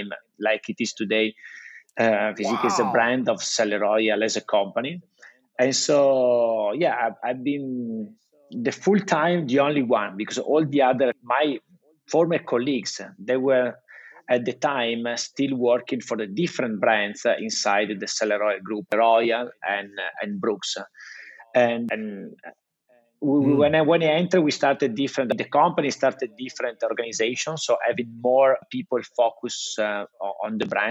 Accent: Italy; accent: Italian; English is a second language; I just keep my Italian accent.

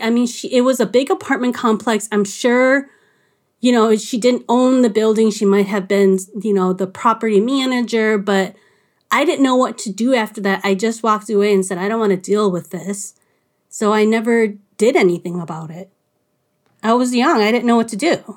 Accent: Little Canada, Minnesota, United States; I was living at home in Little Canada

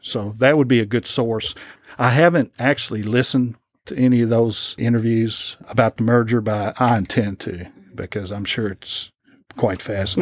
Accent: Lexington, Kentucky, United States; as a teenager, growing up in Lexington

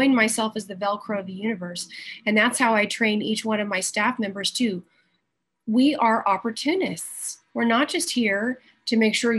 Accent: the Carolinas, United States; also born or lived in Georgia; I was born in Georgia and I was raised in the Carolinas. So I'm an East Coast girl

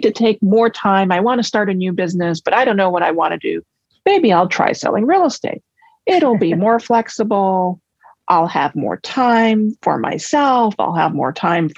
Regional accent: New York City, New York, United States; I was born and raised in Manhattan

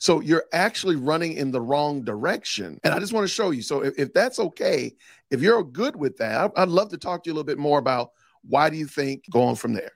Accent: Chicago, Illinois, United States; I was raised in Chicago, Illinois

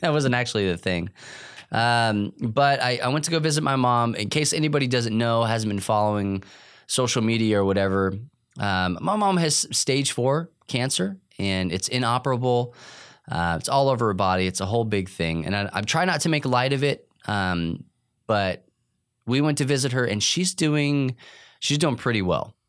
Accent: New Mexico, United States; moved away; I was in New Mexico

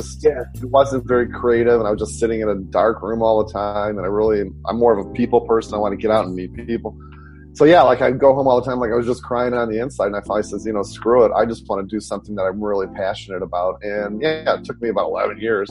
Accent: Detroit, Michigan, United States; now in San Francisco, United States; born and raised in Detroit

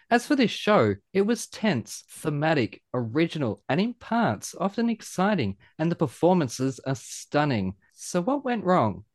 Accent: Australia; being an Aussie rules boy

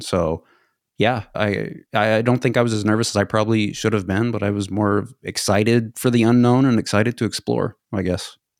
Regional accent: United States; also born or lived in Sweden

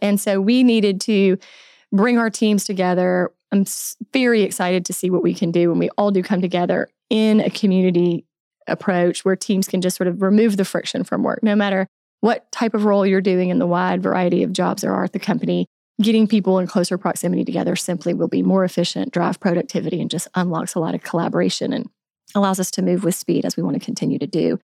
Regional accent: Alabama, United States; moved away as an adult; also born or lived in Tallahassee, Florida; now in Bentonville, United States; I grew up in Alabama

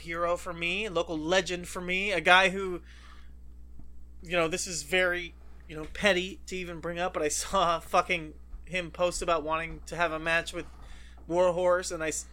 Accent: Southern California, United States; growing up in Southern California

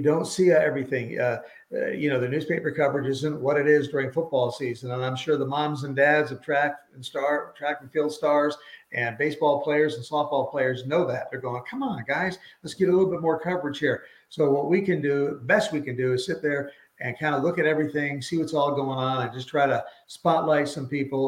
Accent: Connecticut, United States; now in Idaho, United States; I grew up in Connecticut, played ball there

